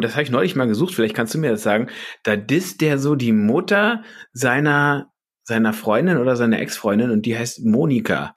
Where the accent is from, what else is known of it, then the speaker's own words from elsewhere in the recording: Berlin, Germany; moved away; Also ich bin Reinickendorfer